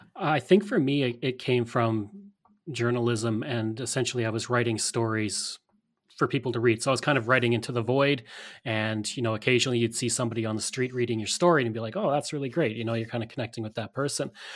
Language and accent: English; Alberta, Canada; growing up in Alberta, we had a very Western-centric history